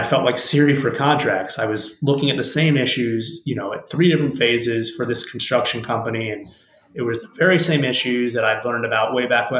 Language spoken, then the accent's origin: English; Miami, Florida, United States; I was in Miami, Florida, my hometown